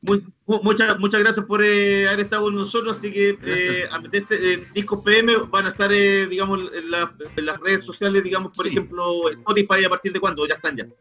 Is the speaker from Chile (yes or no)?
yes; Chile; a nosotros como, chilenos